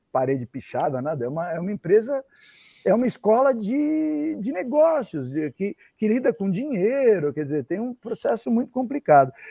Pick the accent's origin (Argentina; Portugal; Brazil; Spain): Brazil; Santo André, São Paulo; eu sou de Santo foi, André mesmo.